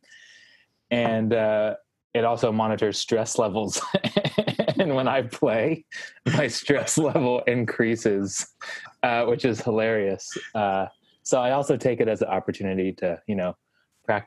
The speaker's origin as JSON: {"language": "English", "region": "Texas", "country": "United States", "tie": "born or raised there", "moved": "as an adult", "lives_now": "New York City, United States", "said": "Born and raised in Texas, but I've been in New York City since 2013"}